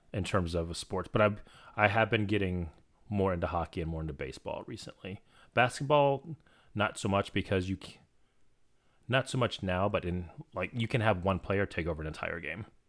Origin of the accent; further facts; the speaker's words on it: Florida, United States; I'm from Florida